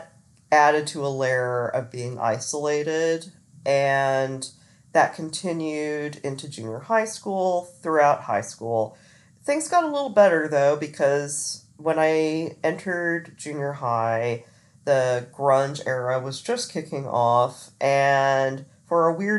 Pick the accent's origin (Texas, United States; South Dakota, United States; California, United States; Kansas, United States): Kansas, United States; Olathe; also born or lived in Florida; I grew up mostly in Olathe, Kansas